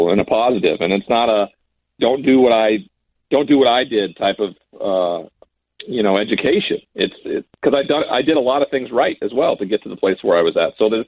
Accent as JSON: {"language": "English", "region": "Montana", "country": "United States", "tie": "born or raised there", "said": "The reservations are very commonplace in my home state"}